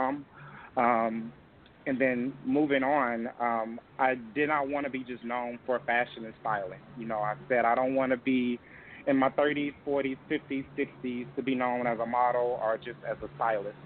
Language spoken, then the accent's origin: English; Tennessee, United States; moved away; back in my hometown and in Tennessee